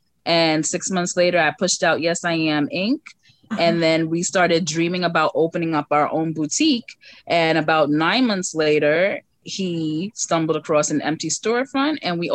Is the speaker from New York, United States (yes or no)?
yes; New York City, New York, United States; Downtown Brooklyn.